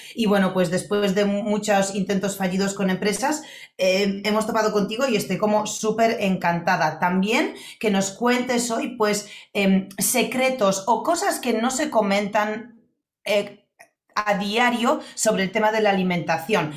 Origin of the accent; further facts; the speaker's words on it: Poland; now in Spain; yo cuando era pequeña en Polonia